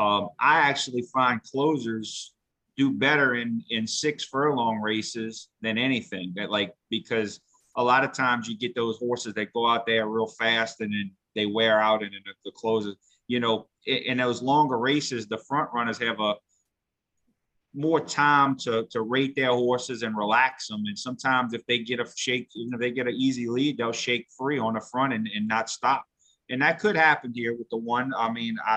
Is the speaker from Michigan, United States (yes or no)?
no; New Orleans, Louisiana, United States; I sure am, New Orleans